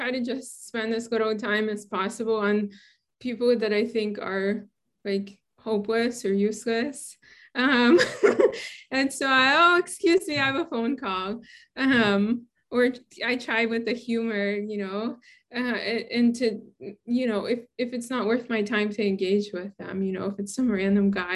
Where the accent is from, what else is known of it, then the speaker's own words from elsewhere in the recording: New York City, New York, United States; moved away as an adult; also born or lived in Boston / Western Massachusetts / Santa Barbara; now in Oregon, United States; I grew up in Brooklyn.